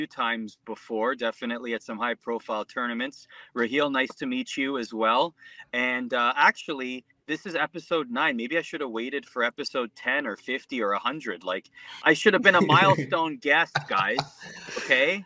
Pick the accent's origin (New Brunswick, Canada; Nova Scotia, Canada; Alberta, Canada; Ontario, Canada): Ontario, Canada; Mississauga; also born or lived in Scarborough, Toronto / Oakville; born and raised in Canada, Scarborough, then Mississauga, Oakville area